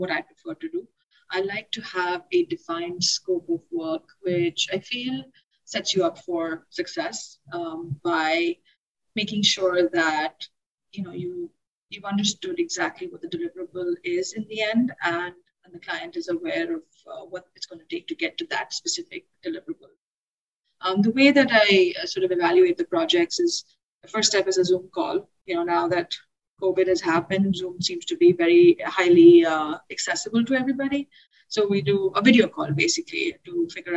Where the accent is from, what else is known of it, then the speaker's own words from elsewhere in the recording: India; now in Boston, United States; I'm actually from India, worked in several other places, but then finally landed in Boston, where I started my studio